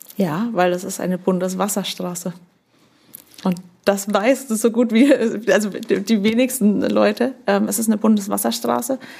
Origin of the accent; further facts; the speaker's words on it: Upper Bavaria, Germany; accent: Franconian rolled R; moved away as an adult; also born or lived in Nuremberg; now in Schleswig-Holstein, Germany; absolutes Oberbayern, obwohl ich das fränkische Rollen der R meiner Eltern habe. Aber Oberbayern dort auch aufgewachsen